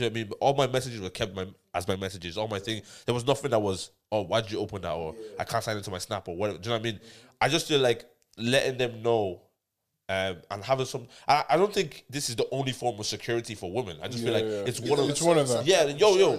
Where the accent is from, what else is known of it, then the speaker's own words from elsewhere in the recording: Dublin, Leinster, Ireland; I'm from Tala